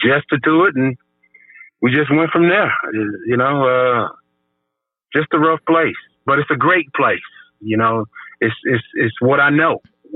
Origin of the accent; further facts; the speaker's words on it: Chicago, Illinois, United States; born and raised in Chicago